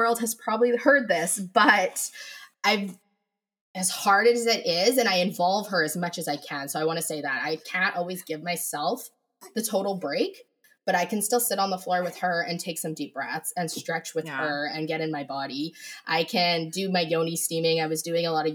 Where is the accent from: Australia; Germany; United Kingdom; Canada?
Canada; I am Canadian